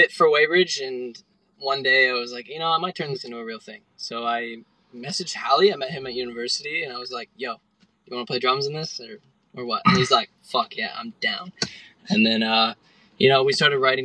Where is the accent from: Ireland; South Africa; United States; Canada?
Canada; now in Melbourne, Australia; because I'm Canadian